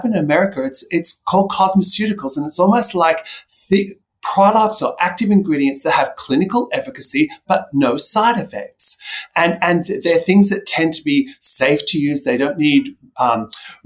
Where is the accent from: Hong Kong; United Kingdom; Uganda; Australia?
Australia; I grew up in Australia, where, as you know, the sun is very, very harsh.